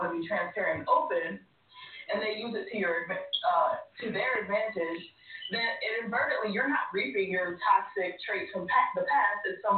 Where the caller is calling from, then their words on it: Laurel, Maryland, United States; …, Laurel, Maryland.